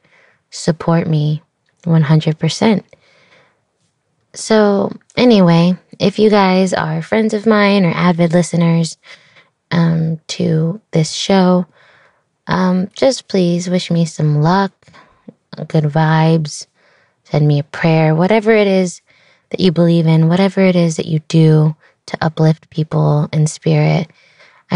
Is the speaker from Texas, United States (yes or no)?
yes; Austin, Texas, United States; born or raised there